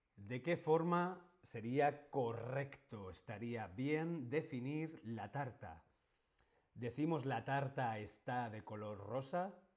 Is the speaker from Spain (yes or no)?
yes; Spain; yo soy actor, yo soy streamer, yo soy español.